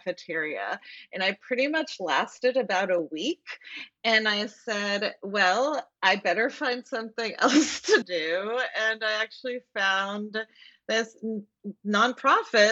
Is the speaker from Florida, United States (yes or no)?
yes; Florida, United States; also born or lived in Puerto Rico; I grew up in Florida, and public schools in Florida are not that good.